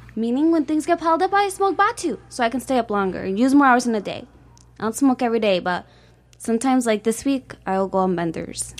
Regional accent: Chicago, Illinois, United States; grew up in Chicago

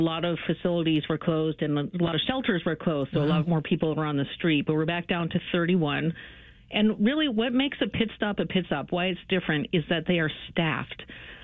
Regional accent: Chicago, Illinois, United States; now in San Francisco, United States; Chicago is my hometown.

